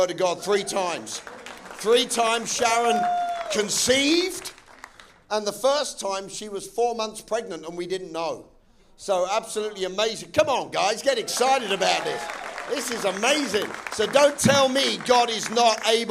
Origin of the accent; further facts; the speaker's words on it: England, United Kingdom; I'm English.